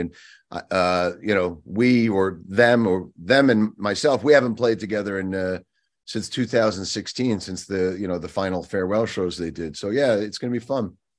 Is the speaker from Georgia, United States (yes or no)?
no; Long Island, New York, United States; I grew up on Long Island